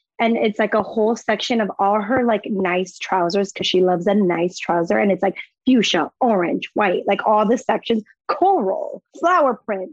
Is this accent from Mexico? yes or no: yes; Mexico; moved away; I was from Mexico